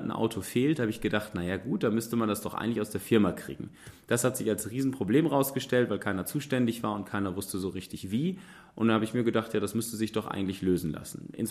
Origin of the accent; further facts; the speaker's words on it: Münster, North Rhine-Westphalia, Germany; Tja, ich selber würde mich als Münsteraner als Mobilitätsrebellen bezeichnen.